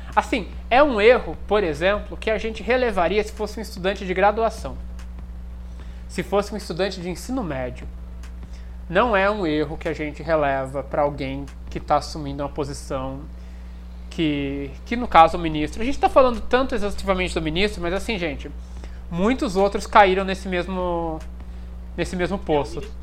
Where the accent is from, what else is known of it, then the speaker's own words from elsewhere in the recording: Brazil; also born or lived in Germany; eu sou, sou aqui do Brasil, passei pela Alemanha